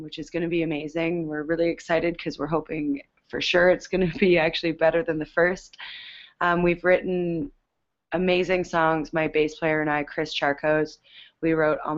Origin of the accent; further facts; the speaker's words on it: Canada; we're Canadian